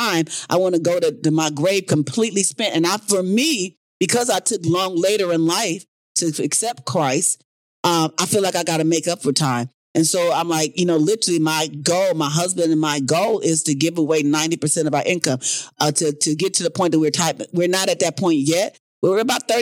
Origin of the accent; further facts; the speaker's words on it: South Bend, Indiana, United States; moved away; I'm from Indiana, guys. All my family lives in Indiana.